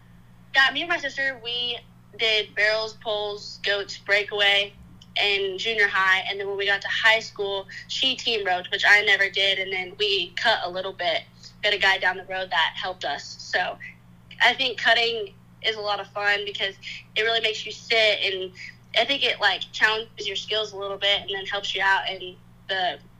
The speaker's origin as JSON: {"language": "English", "region": "Kansas", "country": "United States", "tie": "born there", "moved": "yes", "lives_now": "Oklahoma, United States", "said": "I was born in Kansas, and we had about 12,000 acres up there, and then I moved to Oklahoma in around 08 just because the location was a little more ideal for training"}